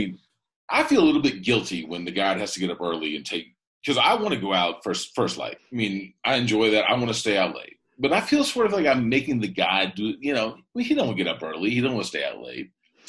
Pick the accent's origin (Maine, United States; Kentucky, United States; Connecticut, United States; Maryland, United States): Kentucky, United States; I'm from Kentucky.